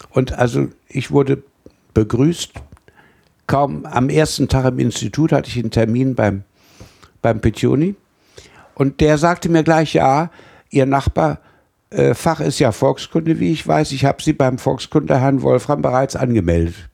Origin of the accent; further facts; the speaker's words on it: Celle, Lower Saxony, Germany; weil ich aus dem Zentrum der Bronzezeit Norddeutschlands heimatlich erwachsen bin. Also ich bin in Celle aufgewachsen.